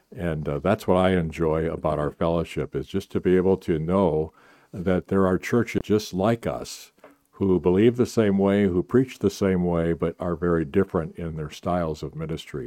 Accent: Minnesota, United States; moved away; I grew up in Minnesota

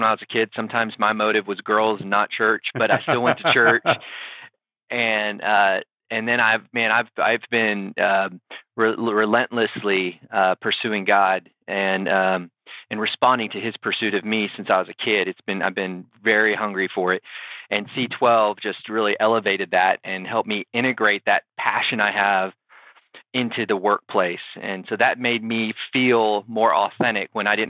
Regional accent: South Texas, United States; also born or lived in Harlingen, Texas / Castroville, Texas / San Antonio, Texas; I'm a South Texas guy, so I'm currently living in San Antonio and grew up in the South Texas area.

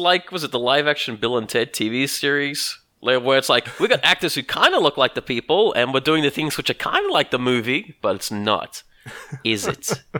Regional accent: Australia; I don't go around saying I'm Australian.

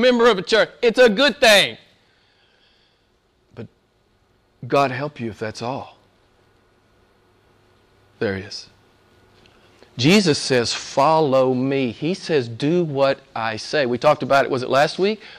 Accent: United States; I'm an American

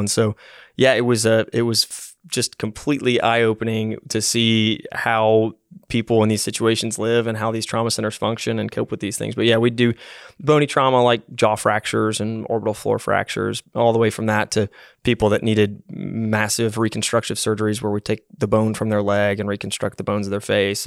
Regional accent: Knoxville, Tennessee, United States; also born or lived in Massachusetts; I grew up from kindergarten age all the way up through high school in Knoxville

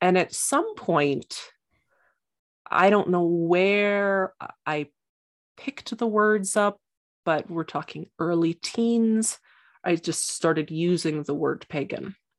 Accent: Santa Fe, New Mexico, United States; I grew up in Santa Fe, which is kind of a new age Mecca.

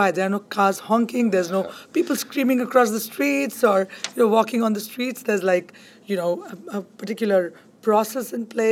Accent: Kolkata, West Bengal, India; moved away as an adult; now in Hudson County, United States; I grew up in Calcutta in India, and it's supposed to be the cultural hub of India.

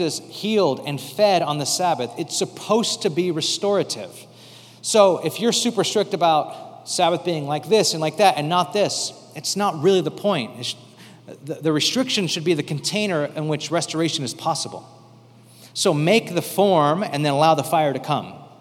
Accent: United States

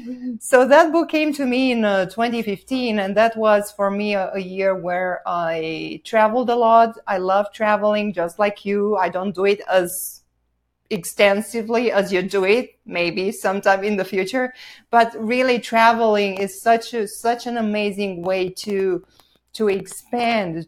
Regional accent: Bucharest, Romania; English is a second language; moved away as an adult; also born or lived in Southern California; now in Sedona, United States; I'm originally from Romania, so I was born and raised there.

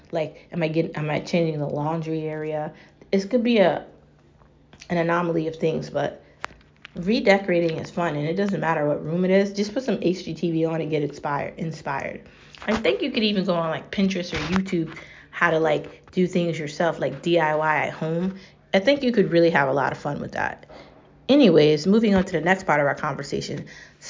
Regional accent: United States; I'm American. I'm real American

